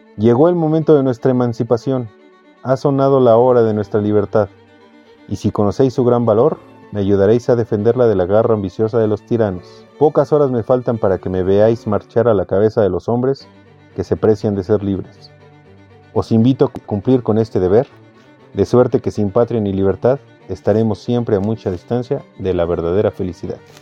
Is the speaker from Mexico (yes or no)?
yes; Mexico; te quitan eh, parte de tu identidad como mexicano